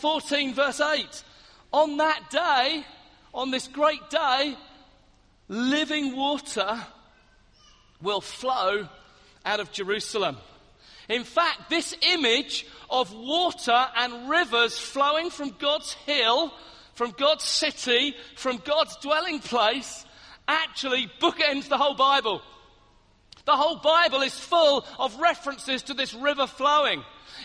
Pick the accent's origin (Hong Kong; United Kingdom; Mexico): United Kingdom; Hastings, South East England; I come from Hastings on the south coast